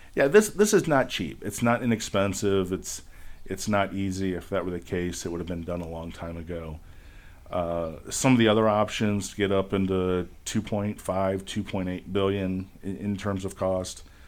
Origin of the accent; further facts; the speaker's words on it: Bowling Green, Ohio, United States; I grew up in Bowling Green